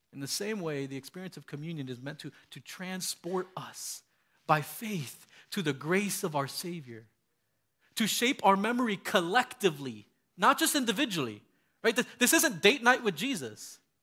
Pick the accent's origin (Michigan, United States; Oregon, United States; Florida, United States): Florida, United States; Miami; moved away; I grew up in Miami, Florida